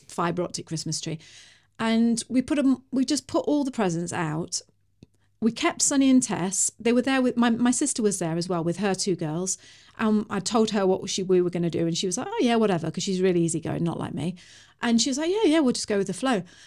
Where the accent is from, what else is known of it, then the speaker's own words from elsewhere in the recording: United Kingdom; I'm British.